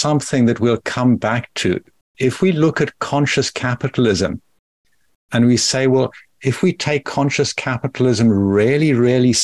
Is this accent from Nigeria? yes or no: no; South Africa; also born or lived in Rusape, Zimbabwe; I grew up in apartheid South Africa